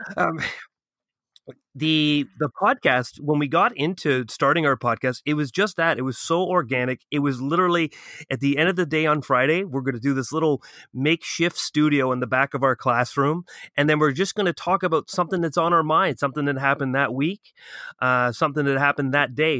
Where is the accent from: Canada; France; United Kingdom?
Canada; Ottawa, Ontario; moved away as an adult; now in Toronto, Canada; I'm from Ottawa